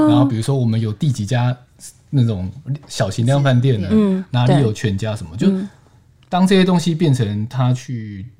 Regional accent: Banqiao, New Taipei, Taiwan; now in Taipei, Taiwan; 我们老家在板桥

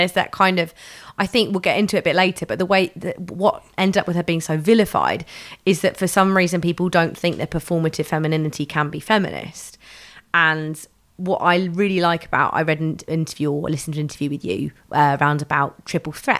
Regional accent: London, United Kingdom; I grew up in London

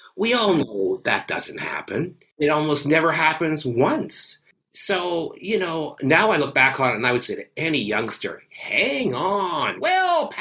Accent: Canada; I come from a socialist country

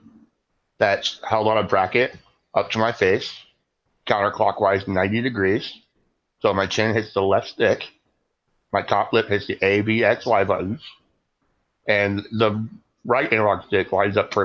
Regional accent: Rochester, Minnesota, United States; I'm from Rochester, Minnesota.

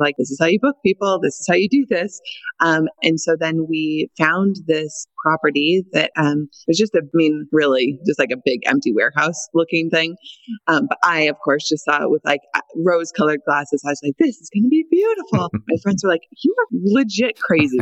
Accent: Montana, United States; moved away as an adult; also born or lived in Washington State; I moved to Washington State from Montana, where I grew up

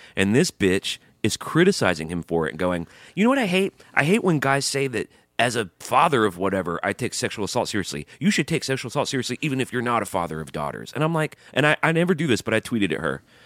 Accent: Alabama, United States; I grew up in Alabama

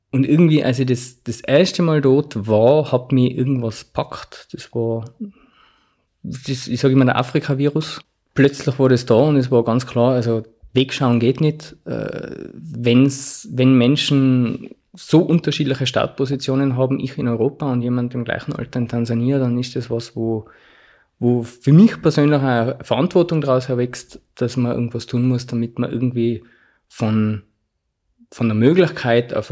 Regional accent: Zams, Tyrol, Austria; in den 50er Jahren ist ein Arzt aus meinem Heimatort nach Ifakara gekommen

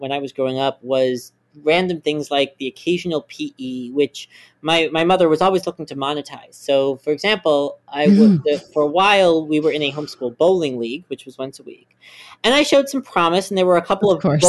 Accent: Maryland, United States; I grew up in Maryland

